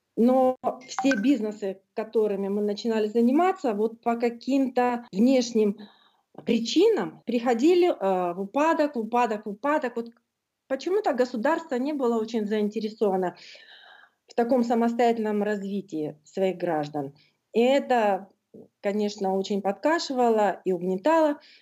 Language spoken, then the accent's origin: Russian; Norilsk, Krasnoyarsk Krai, Russia; moved away as an adult; now in Sydney, Australia; я норильская аборигенка